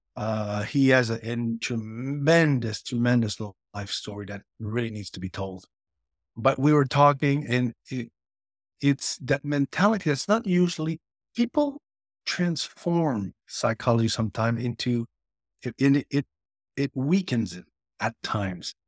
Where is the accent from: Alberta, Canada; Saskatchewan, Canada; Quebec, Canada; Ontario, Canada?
Quebec, Canada; near Montreal; I grew up in, near Montreal, Canada